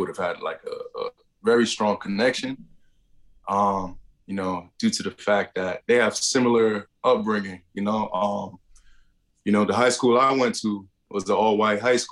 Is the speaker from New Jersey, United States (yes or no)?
yes; Woodland Park, New Jersey, United States; also born or lived in Paterson, New Jersey; then grew up in Woodland Park, a town next over